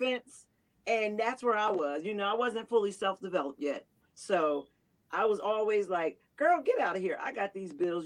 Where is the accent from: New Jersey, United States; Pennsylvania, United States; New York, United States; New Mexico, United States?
New Jersey, United States; Camden; I'm from Camden as well, born and raised